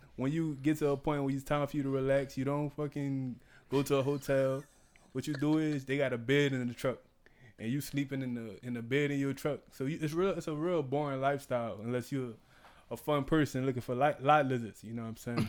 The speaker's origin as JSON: {"language": "English", "town": "New Orleans", "region": "Louisiana", "country": "United States", "said": "I'm from New Orleans"}